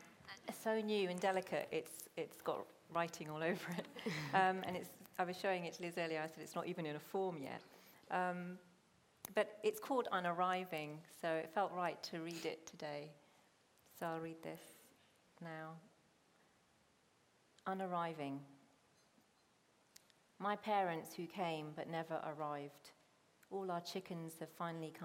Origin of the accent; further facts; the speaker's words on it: Hounslow, London, United Kingdom; first language Punjabi; also born or lived in Chiswick; I grew up in Hounslow